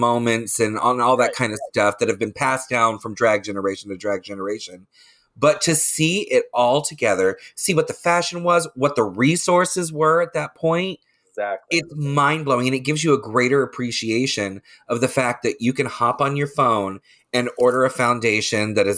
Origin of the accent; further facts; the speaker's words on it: Leesburg, Florida, United States; also born or lived in Orlando, Florida; I grew up in Lake County. I grew up in Leesburg